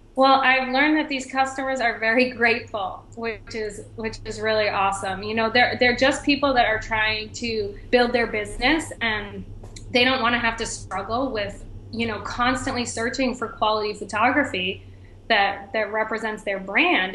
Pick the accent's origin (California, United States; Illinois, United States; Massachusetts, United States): Massachusetts, United States; Boston; moved away as an adult; also born or lived in Miami, Florida; now in Michigan, United States; I'm originally from Boston, Massachusetts